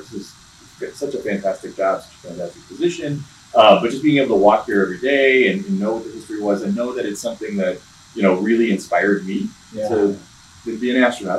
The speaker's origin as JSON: {"language": "English", "town": "Chicago", "region": "Illinois", "country": "United States", "tie": "born or raised there", "moved": "yes", "said": "so I grew up in the Chicago area"}